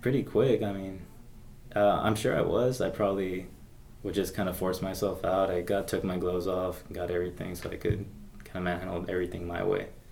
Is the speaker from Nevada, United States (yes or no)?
yes; Las Vegas, Nevada, United States; I'm from Vegas, so it's already a mixing pot